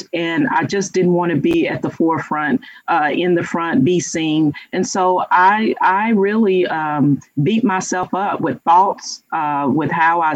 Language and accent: English; Louisiana, United States; moved away; I'm from Louisiana